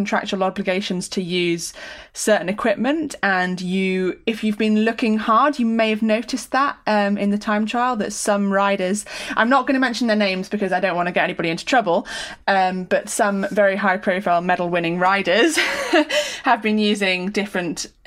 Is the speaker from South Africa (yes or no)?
no; United Kingdom; as a Brit